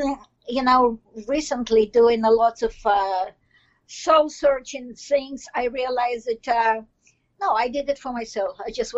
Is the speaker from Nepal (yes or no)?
no; Belarus; English is a second language; moved away as an adult; now in Toronto, Canada; I'm in Toronto, Canada. And, well, I came here directly from Belarus, which is more known nowadays than before.